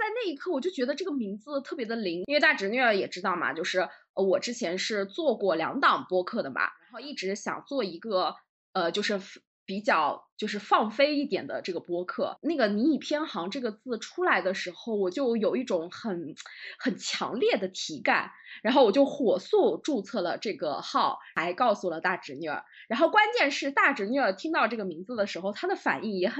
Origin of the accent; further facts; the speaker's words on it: southern China, China; 我是南方人